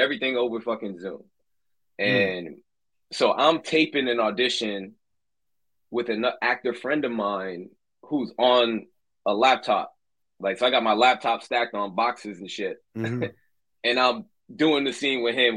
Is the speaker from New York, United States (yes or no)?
yes; New York City, New York, United States; moved away as an adult; now in Los Angeles, United States; I'm from Brooklyn, New York. My parents are Trinidadian.